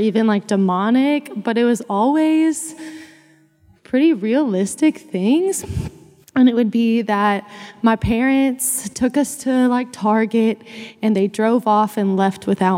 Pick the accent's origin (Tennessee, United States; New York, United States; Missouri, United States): Missouri, United States; moved away as an adult; now in Fort Worth, United States; I grew up in Missouri